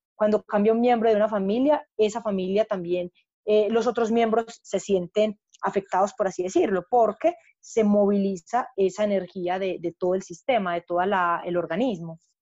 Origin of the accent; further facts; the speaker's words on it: Paisa, Antioquia, Colombia; yo soy paisa, estoy en, el, centro gestáltico de Medellín